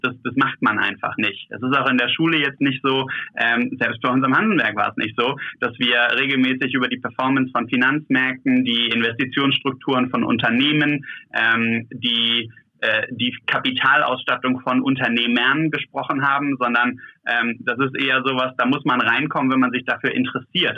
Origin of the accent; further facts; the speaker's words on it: Germany; hier bei uns in Deutschland